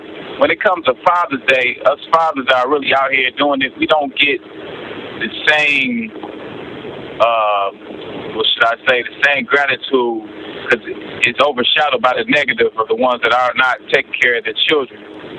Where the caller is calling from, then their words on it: Pontiac, Michigan, United States; I'm calling from Pontiac, Michigan.